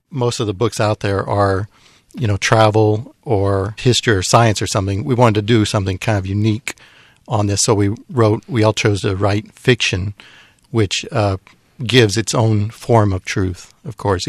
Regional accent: United States; now in Taiwan; myself, being American

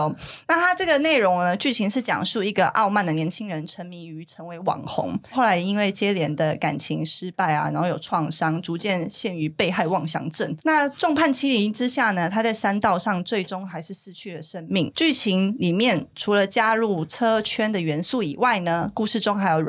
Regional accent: Taiwan; 对，是我们台湾人，是我们台湾人。

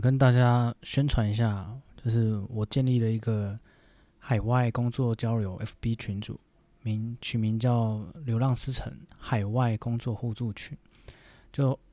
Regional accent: Taiwan; 我们台湾人也可以复制这样

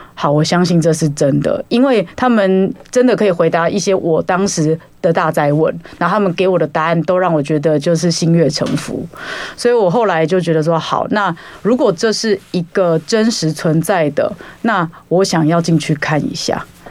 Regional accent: Taiwan; 我身为一个台湾人

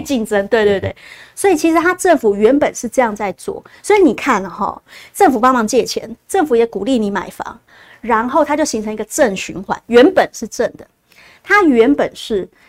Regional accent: Taiwan; 我们台湾人

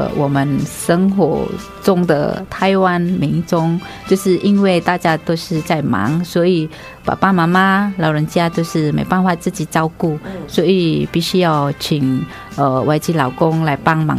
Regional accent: Java, Indonesia; Chinese is a second language; moved away as an adult; now in Taiwan; 我来自印尼。

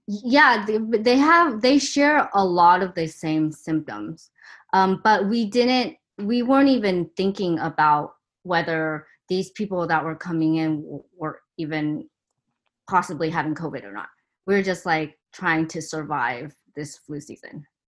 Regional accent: Torrance, California, United States; also born or lived in Taiwan; we moved to Torrance, where I spent all my childhood there

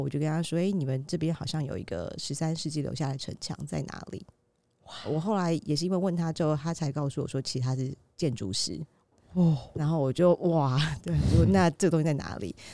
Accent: Taiwan; 台湾土生土长的中国人，台湾人

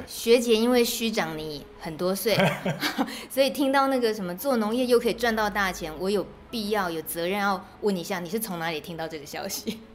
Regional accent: Wufeng, Taichung, Taiwan; moved away; 越来越接近自己国小的母校，然后我采访的人竟然竟然就在母校的旁边而已，四德国校，雾峰的四德国校

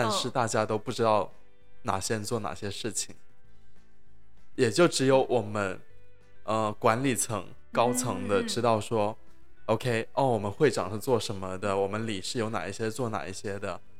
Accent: China; 我也是大陆人呢。

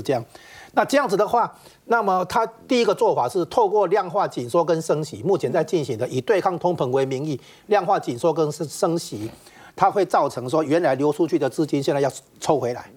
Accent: Taiwan; 我们台湾这边

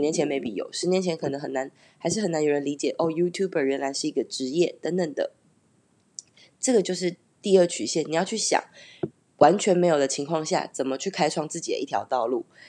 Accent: Taiwan; moved away as an adult; also born or lived in Taipei / Canada; 其实当年会离开，呃，我的家乡，然后去台北工作

